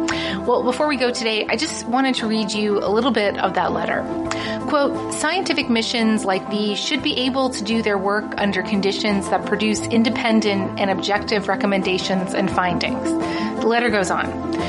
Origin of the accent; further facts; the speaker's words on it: Toronto, Ontario, Canada; I'm from Toronto.